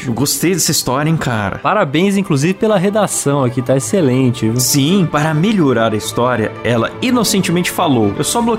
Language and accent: Portuguese; São Paulo, Brazil; sou de São Paulo e trabalho como desenvolvedor de sistemas